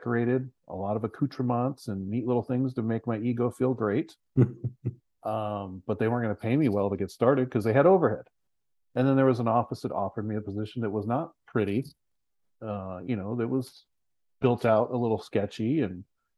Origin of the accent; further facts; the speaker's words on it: San Luis Obispo, California, United States; moved away; I'm from San Luis Obispo, California